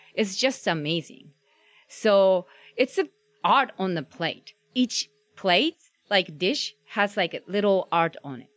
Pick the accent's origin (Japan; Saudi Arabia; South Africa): Japan; English is a second language; now in Omaha, United States; I'm, I'm originally from Japan